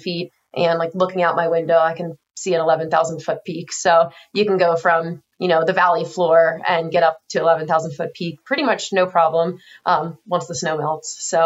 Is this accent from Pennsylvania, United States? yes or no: yes; Pennsylvania, United States; moved away as an adult; also born or lived in Pittsburgh, Pennsylvania; now in Salt Lake City, United States; we both grew up on the East Coast. I'm from Pennsylvania